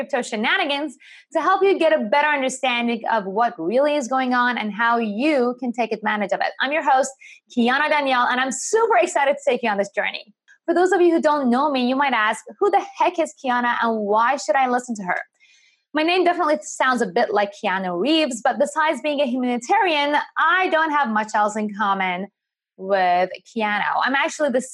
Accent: Iran; moved away; I'm actually originally from Iran

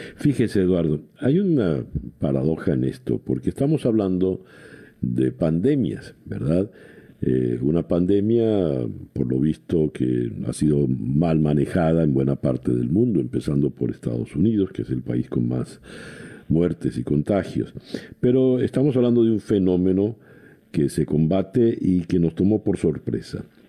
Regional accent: Venezuela; now in Miami, United States; como venezolano

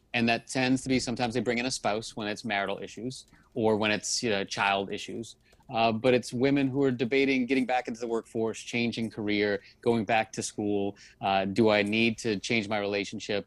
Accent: New Orleans, Louisiana, United States; now in Miami, United States; I'm, I'm originally from New Orleans, so I'm not a Miami native

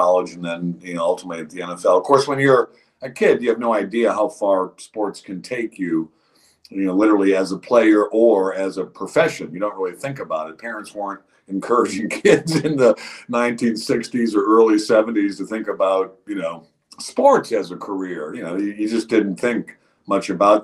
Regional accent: Cleveland, Ohio, United States; moved away as an adult; also born or lived in West Virginia / Houston; So I grew up in Cleveland, Ohio, in one of the eastern suburbs, University Heights.

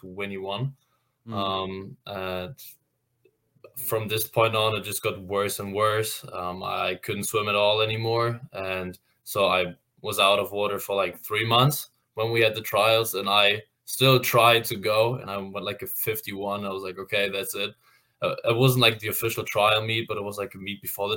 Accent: Hamburg, Germany; moved away as an adult; now in Indiana, United States; I'm from Hamburg, Germany.

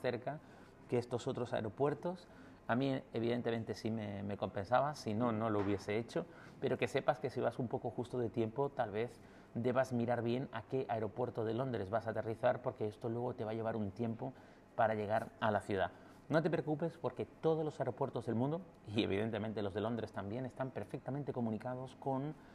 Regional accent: Canary Islands, Spain; como decimos en Canarias

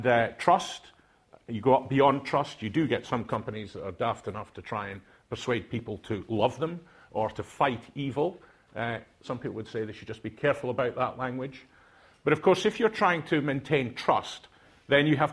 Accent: Aberdeen, Scotland, United Kingdom; accent: Doric; first language Doric; English is a second language; moved away; I'm from Aberdeen. I didn't speak English when I went to university. I spoke Doric

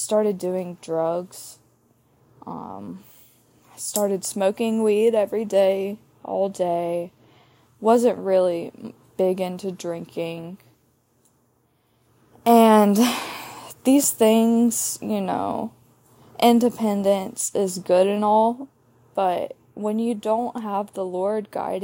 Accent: Starkville, Mississippi, United States; grew up in Starkville, Mississippi, home of the Bulldogs

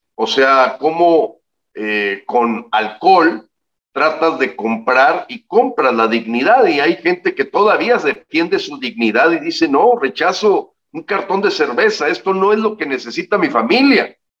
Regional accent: Mexico; mi país

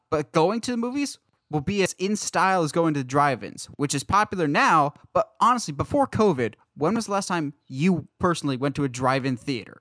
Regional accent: Philadelphia, Pennsylvania, United States; born or raised there; moved away

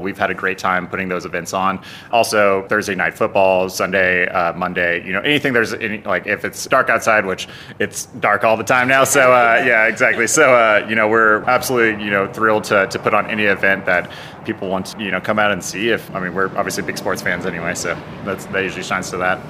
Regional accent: Denver, Colorado, United States; now in Albuquerque, United States; growing up in Denver

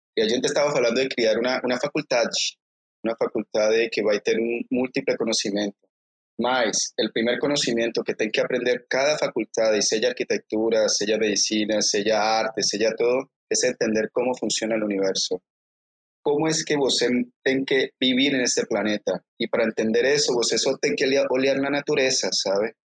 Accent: Colombia; yo soy de Colombia, ¿eh? Soy de una región muy específica.

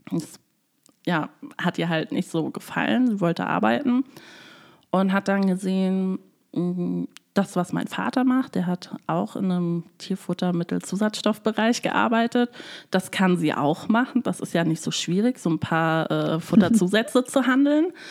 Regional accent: Freising, Bavaria, Germany; born there; also ich bin in Freising in Bayern geboren. Ähm, dort haben sich meine Eltern kennengelernt während ihrer Studienphase.

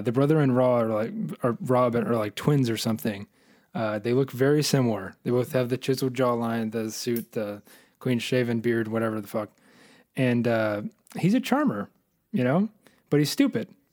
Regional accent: United States; I'm an American

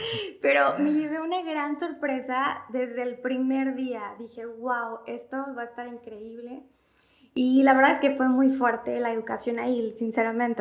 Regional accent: Martínez de la Torre, Veracruz, Mexico; soy de Martínez de la Torre, aquí nací y estudié, estuve aquí desde la prepa y ya en la universidad me fui al puerto a estudiar

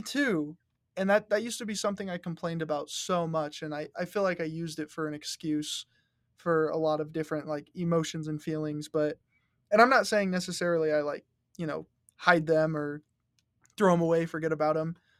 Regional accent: Rock Springs, Wyoming, United States; growing up in Rock Springs

